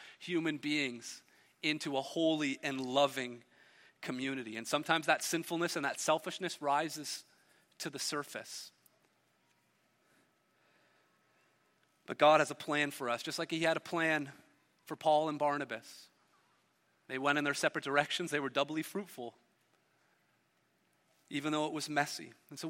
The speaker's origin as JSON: {"language": "English", "town": "Hamilton", "region": "Ontario", "country": "Canada", "tie": "born or raised there", "said": "I grew up in Hamilton, a steel town"}